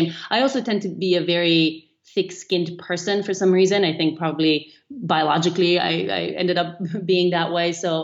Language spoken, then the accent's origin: English; North Macedonia; moved away; I was growing up in Macedonia, which is a small country in the Eastern European kind of part of the world